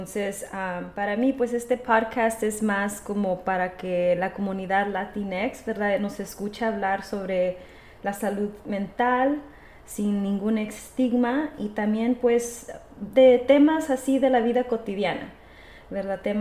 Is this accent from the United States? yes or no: yes; Texas, United States; nosotros dos somos inmigrantes, también somos del sur de Texas, somos latinas, ¿verdad?